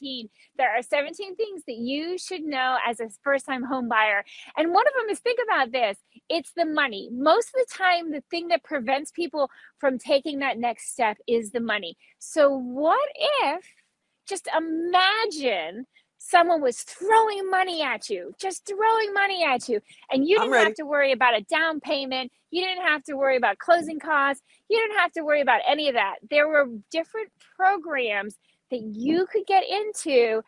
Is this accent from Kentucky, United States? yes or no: no; Key West, Florida, United States; I grew up in Key West and I never had a fireplace.